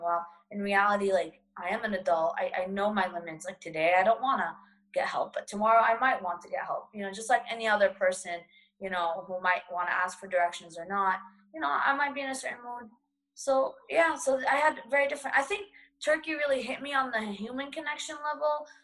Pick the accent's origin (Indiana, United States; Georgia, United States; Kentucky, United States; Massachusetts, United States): Massachusetts, United States; Boston; ever since I was a kid and growing up in Boston